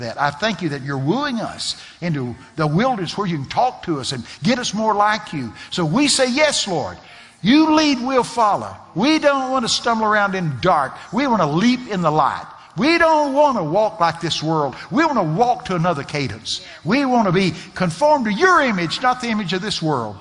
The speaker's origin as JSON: {"language": "English", "region": "Texas", "country": "United States", "said": "I'm from Texas"}